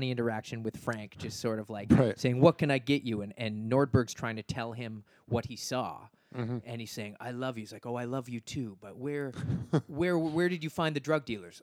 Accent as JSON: {"language": "English", "country": "Canada", "said": "being Canadian"}